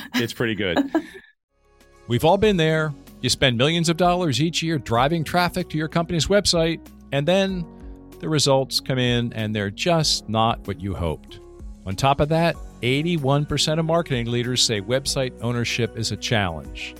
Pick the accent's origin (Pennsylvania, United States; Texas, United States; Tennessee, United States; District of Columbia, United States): Pennsylvania, United States; Lancaster; I grew up in Lancaster